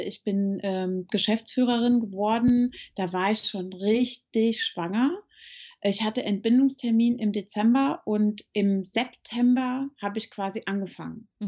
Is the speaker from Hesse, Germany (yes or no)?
yes; Marburg, Hesse, Germany; moved away as an adult; now in Frankfurt, Germany; ich bin in Marburg an der Lahn geboren, also gar nicht so weit weg von hier